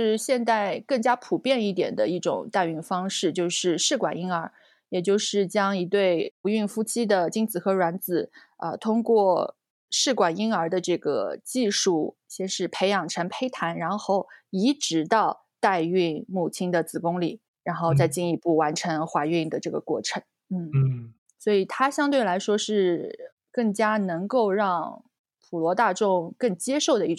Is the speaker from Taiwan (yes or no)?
no; China; 哦，就是我们中国人概念里的借腹生子。